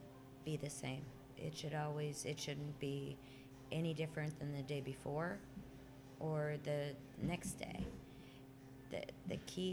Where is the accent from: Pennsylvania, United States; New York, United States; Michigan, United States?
Pennsylvania, United States; Girardville; Yes, in this building.